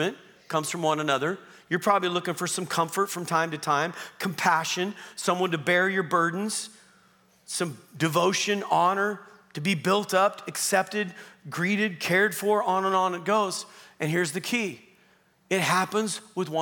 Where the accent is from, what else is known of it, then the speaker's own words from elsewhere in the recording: Southern Oregon, United States; also born or lived in Long Beach, California; now in Calgary, Canada; I grew up in Southern Oregon, part of my upbringing, and my family lived on 27 acres